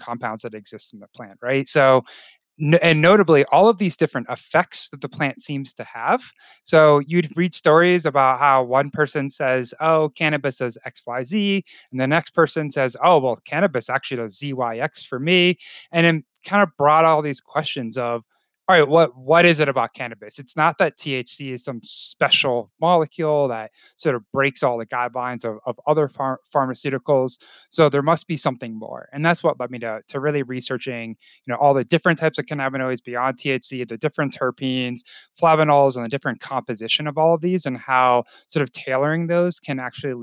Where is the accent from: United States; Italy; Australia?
United States; Florida; now in Colorado, United States; Growing up in Florida